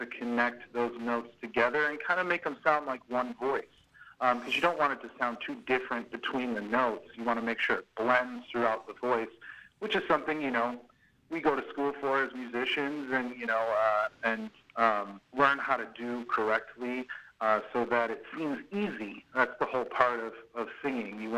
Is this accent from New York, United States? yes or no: yes; Buffalo, New York, United States; moved away; I'm from Buffalo.